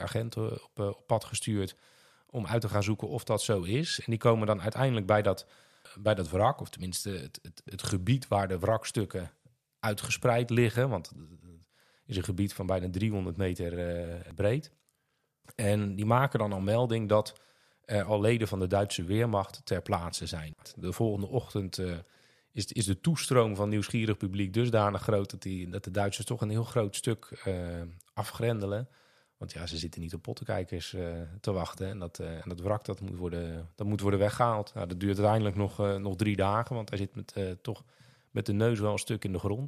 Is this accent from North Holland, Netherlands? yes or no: no; Vlaardingen, South Holland, Netherlands; ik ben opgegroeid in de Holywijk. in de buurt van het wijkpark